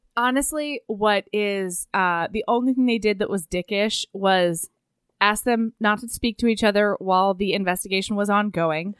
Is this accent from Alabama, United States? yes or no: no; Oregon, United States; my house growing up in Oregon